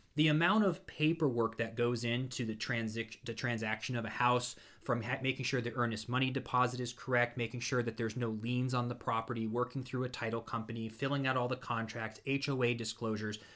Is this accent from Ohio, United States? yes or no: yes; Ashtabula, Ohio, United States; now in Orlando, United States; where I grew up in Ashtabula